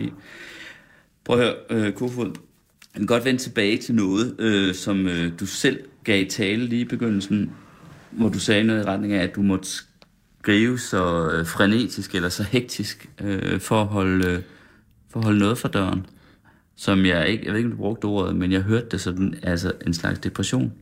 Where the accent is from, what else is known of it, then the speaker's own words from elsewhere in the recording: West Jutland, Central Denmark Region, Denmark; Jeg kommer fra Vestjylland